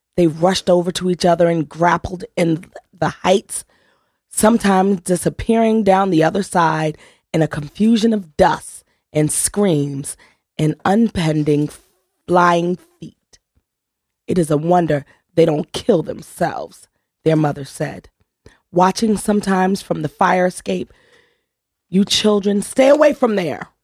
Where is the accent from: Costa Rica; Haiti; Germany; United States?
United States; New Haven, Connecticut; I grew up on Truman Street in New Haven, which wasn't one of the better places in the Hill section